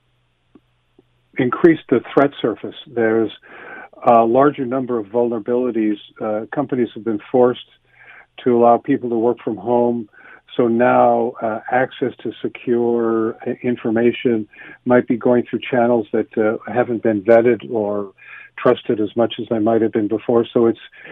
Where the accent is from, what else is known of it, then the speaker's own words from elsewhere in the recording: Canada; a Canadian